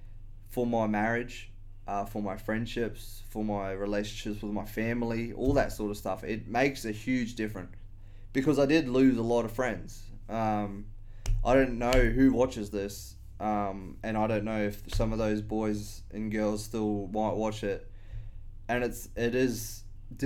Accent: Australia; I've always been around alcohol as an Australian

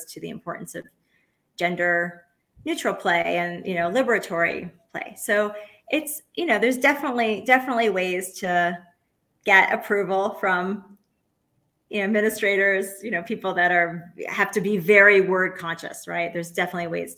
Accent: New York City, New York, United States; also born or lived in Oaxaca, Mexico; I'm from New York City.

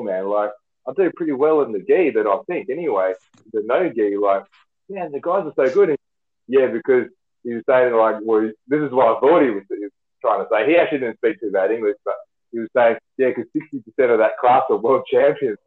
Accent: Western Australia, Australia; I was from Australia

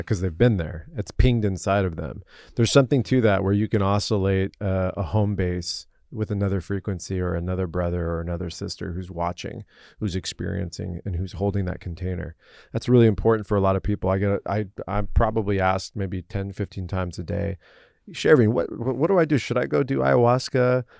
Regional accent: United States; I was born and raised here as an American

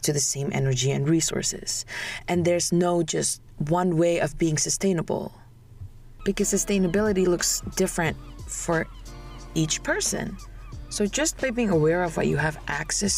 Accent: Indonesia; moved away; I came from Indonesia

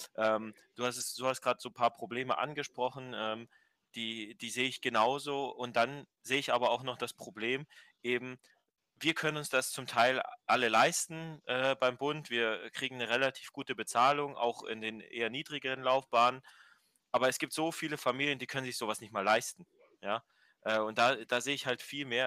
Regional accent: Germany; wir als, als Deutsche

